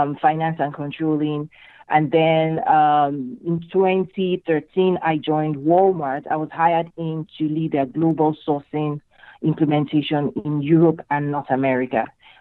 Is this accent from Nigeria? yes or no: yes; Nigeria; moved away as an adult; also born or lived in Michigan, United States; now in United States; I'm originally from Nigeria in West Africa